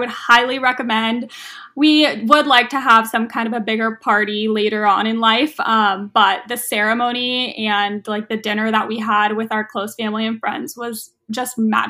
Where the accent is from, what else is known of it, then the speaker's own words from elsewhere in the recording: Los Angeles, California, United States; now in Oakland, United States; Yes, I am from Los Angeles area, but I loved the Bay Area when I went up there for college, and I'm still in Oakland.